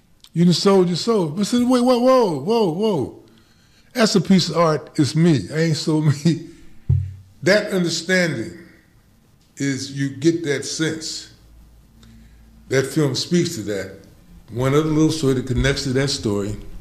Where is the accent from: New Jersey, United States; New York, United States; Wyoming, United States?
Wyoming, United States; growing up in Wyoming